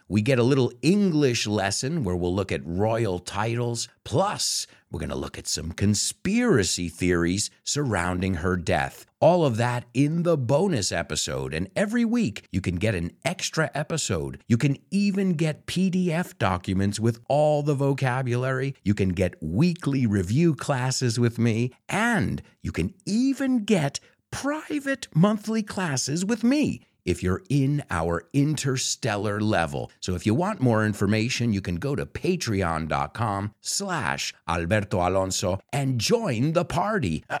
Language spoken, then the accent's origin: English; United States; as an American